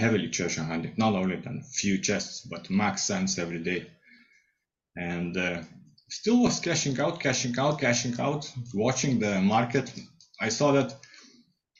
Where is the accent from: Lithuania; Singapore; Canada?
Lithuania; English is a second language; moved away as an adult; now in United Kingdom; I'm from Lithuania originally. Came to UK to earn some money